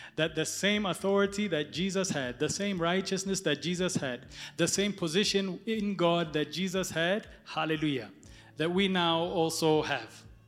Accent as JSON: {"language": "English", "country": "Ethiopia", "tie": "born or raised there", "moved": "yes", "said": "I was born in Ethiopia."}